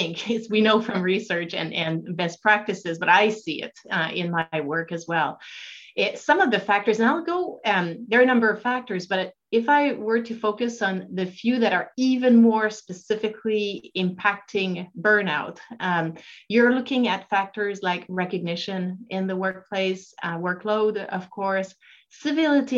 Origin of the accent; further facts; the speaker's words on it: Quebec City, Quebec, Canada; moved away as an adult; also born or lived in British Columbia; I'm originally from Quebec City, where I did the beginnings of my training in psychology